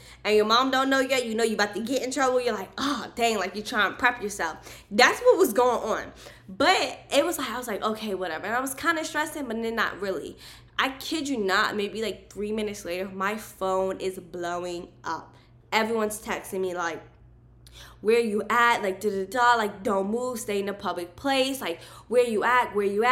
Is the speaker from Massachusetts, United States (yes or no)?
no; Maryland, United States; I was born and raised in Maryland, and that's where I lived at the time